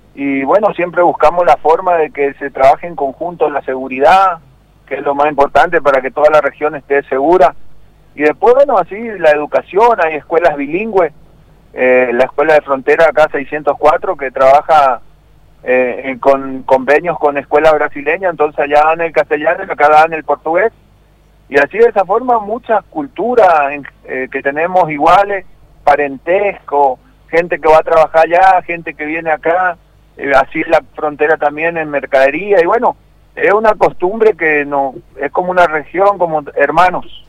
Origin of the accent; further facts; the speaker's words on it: Argentina; nosotros como argentinos